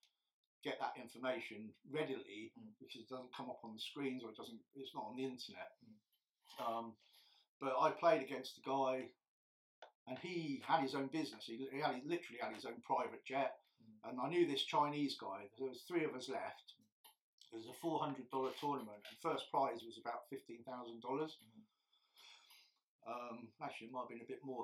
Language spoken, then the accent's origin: English; England, United Kingdom; I'm English